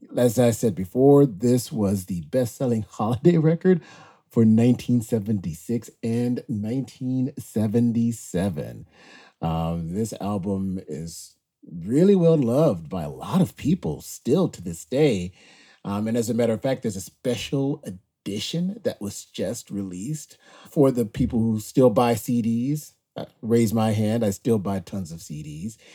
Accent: Greenville, Mississippi, United States; I was born and raised in Greenville, Mississippi

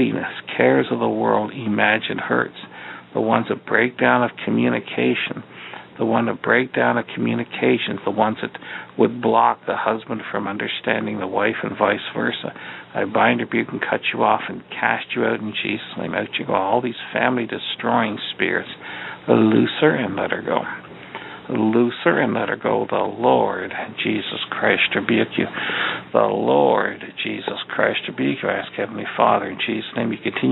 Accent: Eastern Ontario, Canada; now in Chicago, United States; we're down here in Chicago now, but we're from Eastern Ontario

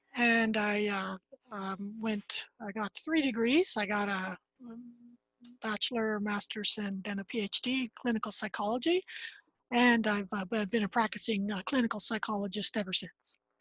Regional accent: Ottawa, Ontario, Canada; now in Nova Scotia, Canada; I grew up in Ottawa, Ontario, Canada

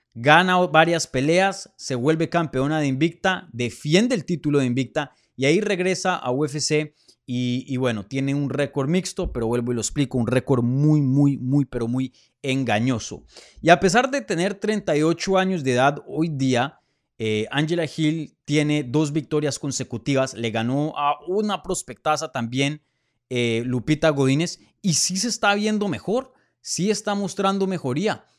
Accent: Colombia; moved away; regresar a mi tierrita

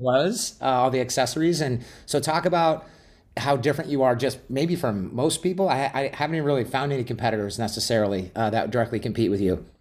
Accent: Glendale, Arizona, United States; I grew up in Glendale, Arizona

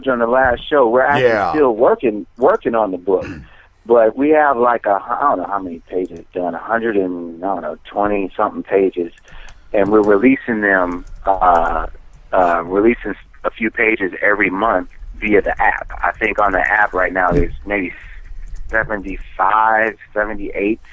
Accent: Wisconsin, United States; now in New Jersey, United States; I'm from Wisconsin originally.

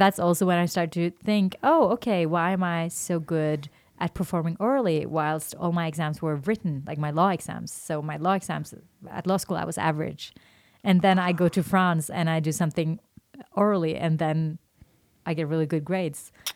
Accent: Oslo, Norway; English is a second language; moved away as an adult; now in Denmark; I'm from Norway, but I'm based in Denmark

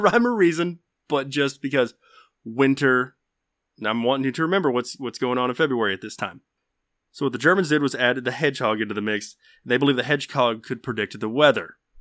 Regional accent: the South, United States; accent: southern; my southern accent

